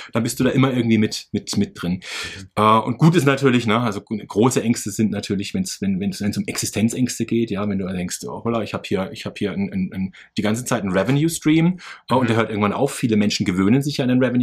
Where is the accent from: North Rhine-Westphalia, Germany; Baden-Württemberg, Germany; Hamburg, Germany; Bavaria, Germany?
Baden-Württemberg, Germany; Karlsruhe; ich bin fünfundzwanzig Jahre alt, ich komme aus Karlsruhe